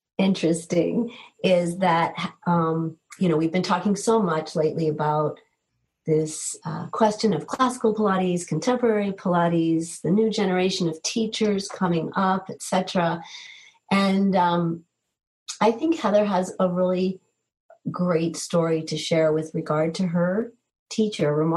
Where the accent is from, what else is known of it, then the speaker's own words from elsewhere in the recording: East Coast, United States; also born or lived in New England; now in Boulder, United States; I'm also from the East Coast, and oftentimes get homesick for hearing people speak with a certain accent